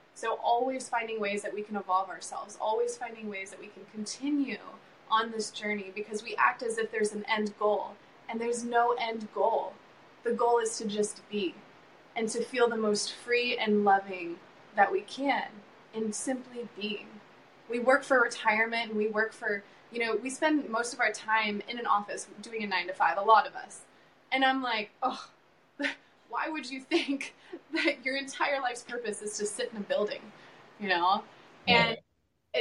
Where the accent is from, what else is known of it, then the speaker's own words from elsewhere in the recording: South Carolina, United States; I grew up in South Carolina, so I grew up on the East Coast